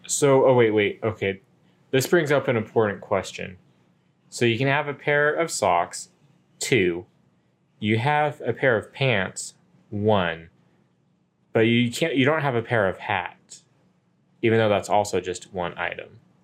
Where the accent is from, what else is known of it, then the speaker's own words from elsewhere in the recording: United States; me being an American English speaker